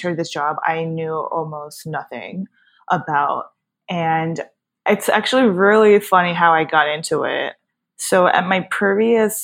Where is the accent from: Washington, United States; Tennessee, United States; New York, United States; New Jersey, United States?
New Jersey, United States; born and raised in Jersey. I've grew up here my whole entire life